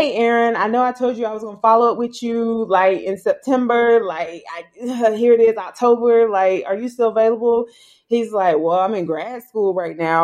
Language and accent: English; South Carolina, United States; I'm from South Carolina